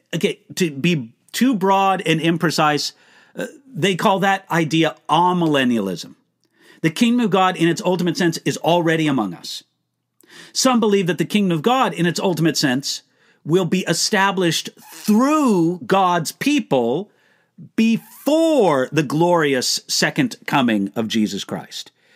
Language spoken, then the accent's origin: English; United States; accent: American; also born or lived in Germany; I am an American.